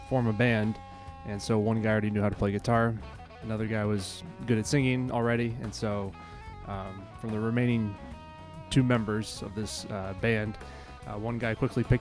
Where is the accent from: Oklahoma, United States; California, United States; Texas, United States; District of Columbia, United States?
District of Columbia, United States; Washington; now in Wisconsin, United States; I'm originally